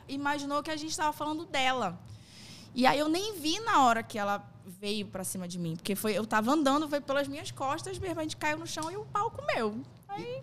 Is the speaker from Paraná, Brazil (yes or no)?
no; Manaus, Amazonas, Brazil; also born or lived in São Paulo; minha mãe ah. veio pra cá, pra Manaus, eu acho que eu tinha três anos. Eu nasci em São Paulo